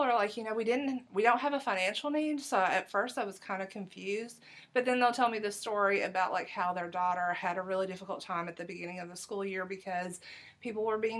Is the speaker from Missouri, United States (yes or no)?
no; Harlan County, Eastern Kentucky, United States; now in Clark County, Kentucky, United States; Harlan County in Eastern Kentucky, which is my hometown.